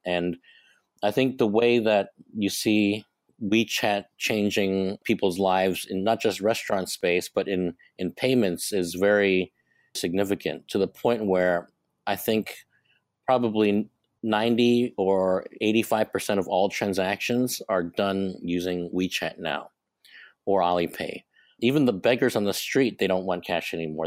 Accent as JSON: {"language": "English", "country": "Hong Kong", "tie": "born or raised there", "also_born_or_lived": "Chicago, United States", "moved": "as an adult", "said": "I'm, um, born and raised in Hong Kong. I'm a Hong Kong boy"}